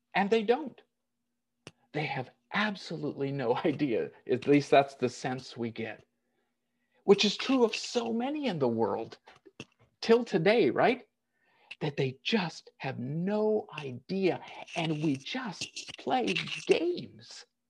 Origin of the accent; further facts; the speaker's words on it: United States; moved away as an adult; I was born and raised in the United States. I've lived out of it longer than I ever lived in it